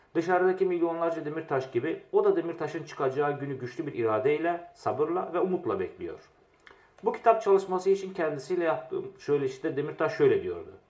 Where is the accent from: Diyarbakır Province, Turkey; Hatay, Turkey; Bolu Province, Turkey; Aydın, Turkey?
Diyarbakır Province, Turkey; Diyarbakır; moved away as an adult; also born or lived in Izmir / Istanbul; Diyarbakır'da doğdum, büyüdüm.